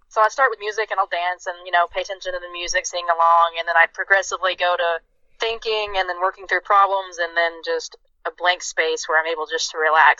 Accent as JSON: {"language": "English", "country": "United States", "said": "because I'm American."}